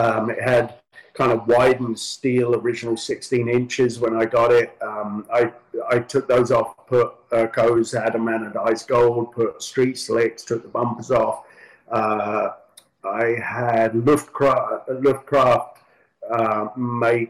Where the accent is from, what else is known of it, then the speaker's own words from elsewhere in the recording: London, United Kingdom; moved away as an adult; now in Southern California, United States; growing up in London